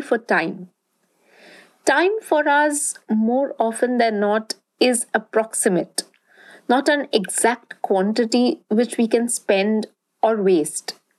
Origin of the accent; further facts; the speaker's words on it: Durgapur, West Bengal, India; where I grew up in Durgapur, a small town in eastern India